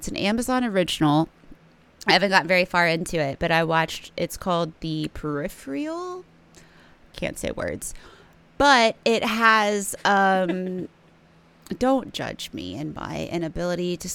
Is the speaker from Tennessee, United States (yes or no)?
yes; East Tennessee, United States; accent: Southern; I'm from East Tennessee. I'm from the Pigeon Forge, Sevierville, Gatlinburg area